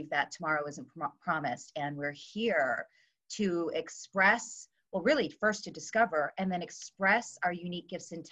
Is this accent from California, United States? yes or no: yes; California, United States; I am from California